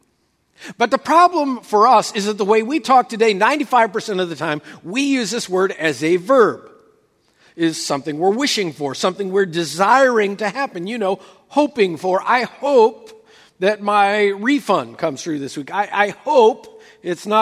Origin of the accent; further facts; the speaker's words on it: West Coast, United States; moved away as an adult; also born or lived in Oklahoma; I spent the first 35 years of my life growing up on the West Coast